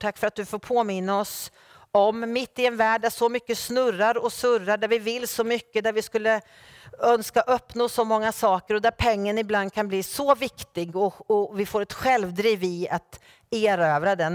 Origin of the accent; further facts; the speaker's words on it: Norrköping, Östergötland, Sweden; min hemförsamling i Norrköping där jag är född och uppvuxen